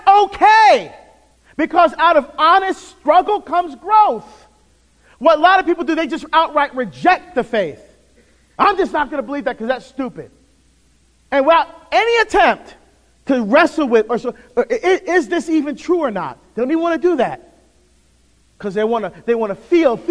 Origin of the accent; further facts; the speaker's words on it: New Jersey, United States; also born or lived in Barbados; We moved to New Jersey. That's where I grew up.